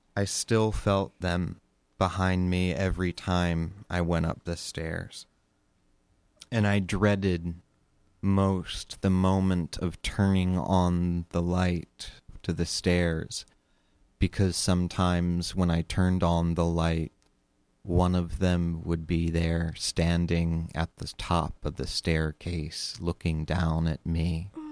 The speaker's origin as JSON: {"language": "English", "area": "Sussex County", "region": "Delaware", "country": "United States", "tie": "born or raised there", "said": "I grew up in Sussex County, Delaware, also known as Slower Lower Delaware"}